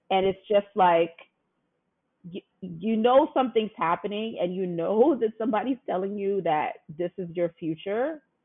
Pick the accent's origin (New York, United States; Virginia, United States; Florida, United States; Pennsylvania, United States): New York, United States; back then in New York, I'm from New York